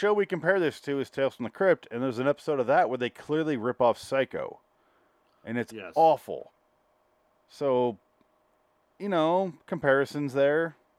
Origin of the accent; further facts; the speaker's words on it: Michigan, United States; accent: Michigan; now in Los Angeles, United States; do you remember when we moved to L.A.? I had to get over my accent